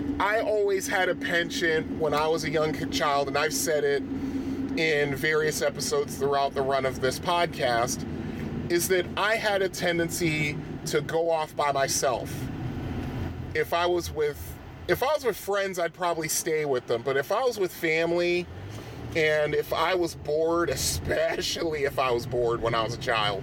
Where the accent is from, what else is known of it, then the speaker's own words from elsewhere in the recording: Bridgeport, Connecticut, United States; I grew up in Bridgeport, Connecticut, which is I think is the most populous city in Connecticut